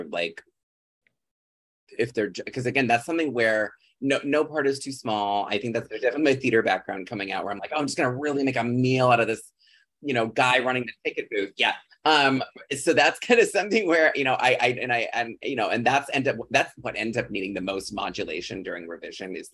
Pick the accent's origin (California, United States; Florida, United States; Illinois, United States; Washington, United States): Illinois, United States; a farm town a few hours outside Chicago; born or raised there